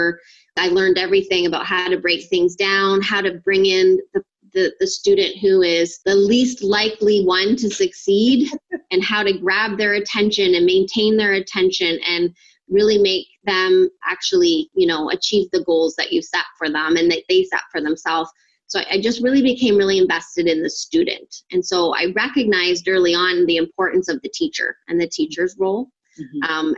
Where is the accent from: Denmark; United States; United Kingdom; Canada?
Canada; Ontario; I'm from Canada and Ontario, actually